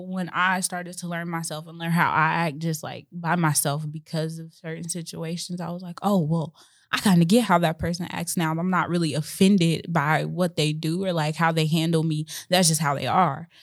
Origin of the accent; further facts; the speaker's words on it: Chicago, Illinois, United States; I grew up, my dad was in and out, and I grew up in Chicago, Illinois, so most of my childhood was very hectic